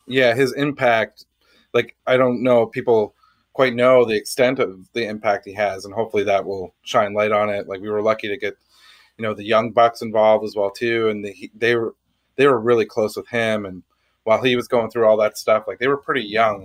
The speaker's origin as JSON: {"language": "English", "country": "Canada", "said": "being Canadian"}